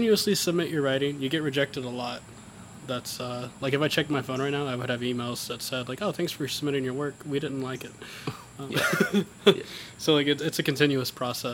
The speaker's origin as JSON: {"language": "English", "town": "Caledonia", "region": "Mississippi", "country": "United States", "tie": "born or raised there", "said": "I grew up in Caledonia, and it was just an understanding that when I graduated high school, I'd probably go to EMCC"}